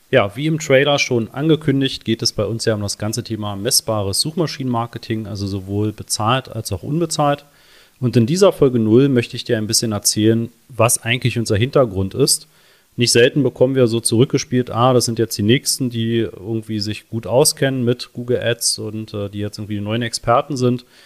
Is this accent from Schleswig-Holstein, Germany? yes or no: no; Berlin, Germany; born there; Ja, wir sind beide gebürtige Berliner, leben auch beide noch in Berlin, beziehungsweise wir leben beide am Stadtrand.